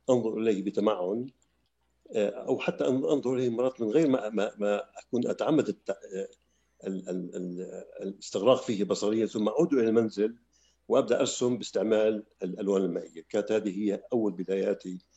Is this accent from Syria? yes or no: yes; Damascus, Damascus Governorate, Syria; also born or lived in Palestine; هذا ما سمنا في دمشق في في مدينة دمشق عندما هاجرنا من فلسطين سنة 48